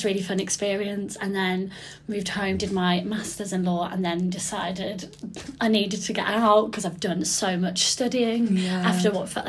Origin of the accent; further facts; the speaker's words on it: near Birmingham, West Midlands, United Kingdom; So I'm from near Birmingham, if you can't tell from my awful accent